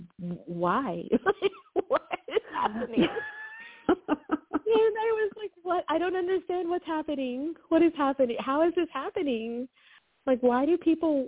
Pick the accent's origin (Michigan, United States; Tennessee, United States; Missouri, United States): Tennessee, United States; Knoxville; I'm from Knoxville, Tennessee